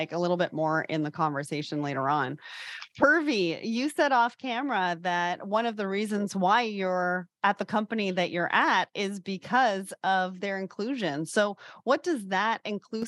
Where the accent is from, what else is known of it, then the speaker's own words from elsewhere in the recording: Toronto, Ontario, Canada; I am a Caucasian female from Toronto